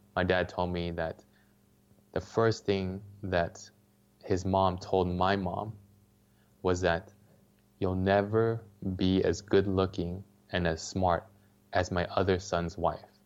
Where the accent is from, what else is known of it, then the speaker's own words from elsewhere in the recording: Los Angeles, California, United States; I grew up in Los Angeles